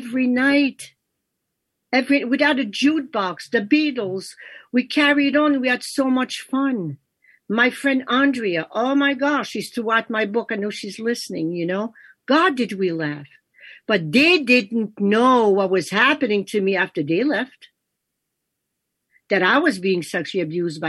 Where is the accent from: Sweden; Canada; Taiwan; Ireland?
Canada; first language French; English is a second language; moved away as an adult; also born or lived in New York; my life in Canada, my life with my siblings and everything ended when I was 18